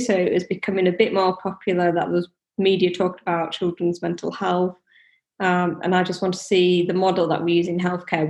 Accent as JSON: {"language": "English", "country": "India", "moved": "yes", "said": "So my parents have shops. I came over from India. My dad can't read or write"}